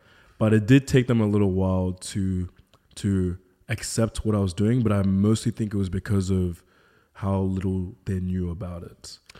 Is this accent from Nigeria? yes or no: yes; Nigeria; Being a Nigerian, I was the only black kid at my school.